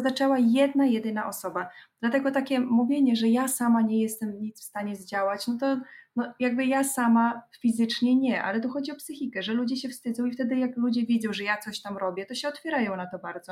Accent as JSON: {"language": "Polish", "region": "Podlaskie Voivodeship", "country": "Poland", "moved": "yes", "said": "Ja pochodzę z Podlasia"}